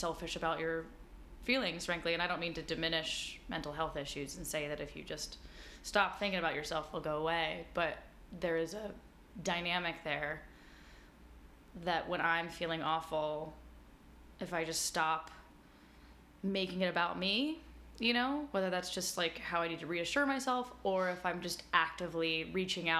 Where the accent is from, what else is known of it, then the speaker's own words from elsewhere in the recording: Denver, Colorado, United States; moved away as an adult; also born or lived in New York City; Denver. So this is at Denver School of the Arts